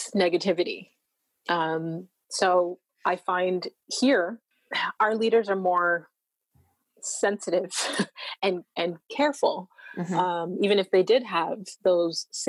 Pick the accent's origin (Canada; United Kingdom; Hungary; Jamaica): Canada; I'm from Canada